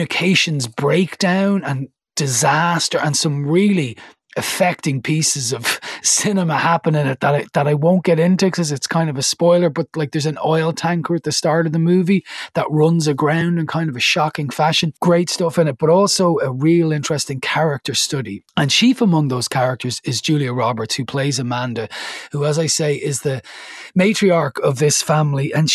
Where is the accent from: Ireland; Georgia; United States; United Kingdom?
Ireland; as an Irish person